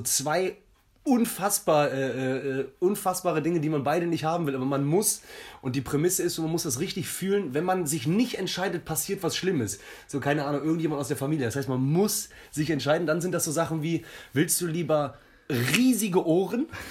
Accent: Jülich, North Rhine-Westphalia, Germany; moved away as an adult; also born or lived in Hamburg; now in Cologne, Germany; Hamburg, groß geworden in Jülich und jetzt Kölner, seit zehn Jahren.

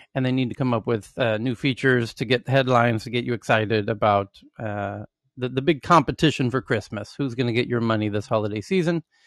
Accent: United States; moved away as an adult; now in Southeast Asia; as an American living in Southeast Asia now for many years

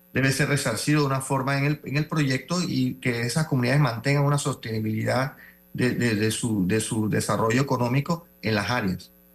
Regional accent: Panama; como panameños

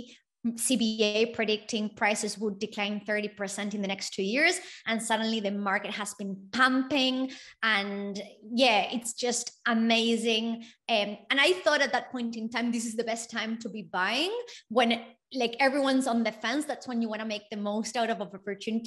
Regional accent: Argentina; now in Australia; I come from Argentina

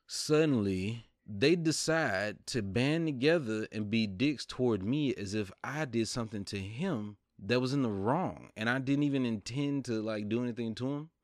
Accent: the South, United States; I'm from the South

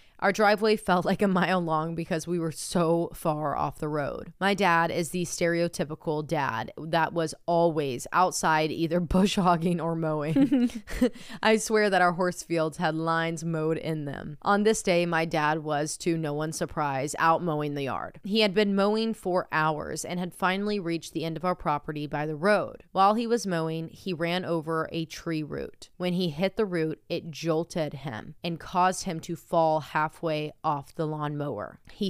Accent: Tennessee, United States; I'm also from Tennessee, about 3 hours from you.

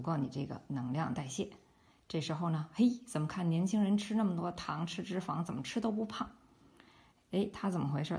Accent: Beijing, China; accent: Beijing dialect; 我们北京话

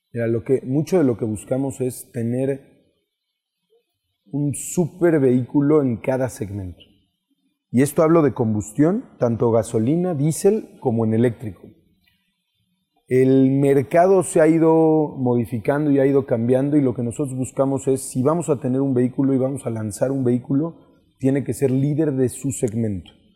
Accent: Mexico; como mexicanos, y, y cuando digo mexicanos es toda esta oficina

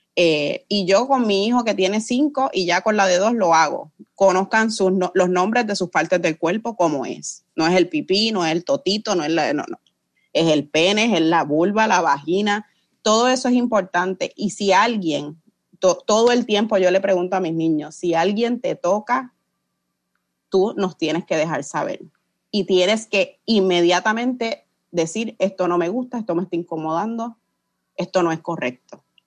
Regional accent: Puerto Rico; como puertorriqueñas hemos sido sometidas a, operaciones, a la esterilización forzosa

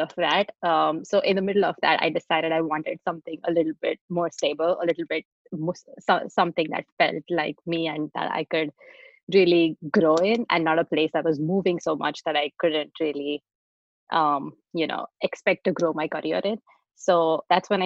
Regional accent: India; moved away as an adult; also born or lived in Texas, United States / San Francisco, United States; now in United States; I grew up in India and I moved to the US to do my master's

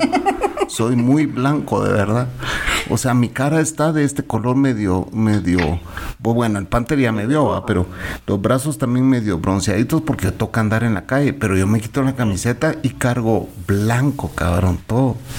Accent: Sololá, Guatemala; somos sololeños

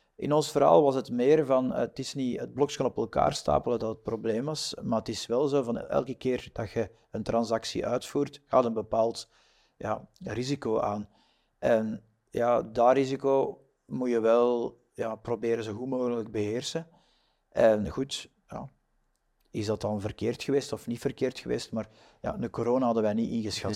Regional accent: Flanders, Belgium; wij zijn Vlamingen

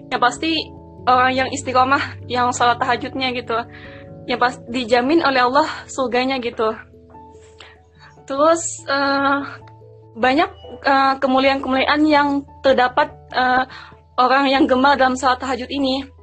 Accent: South Kalimantan, Indonesia; aku dari Kalimantan Selatan ya masuk iya. pendalaman lah gitu.

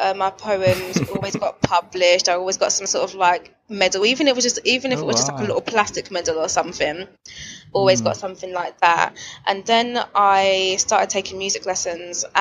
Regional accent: London, United Kingdom; I was born and raised here in London

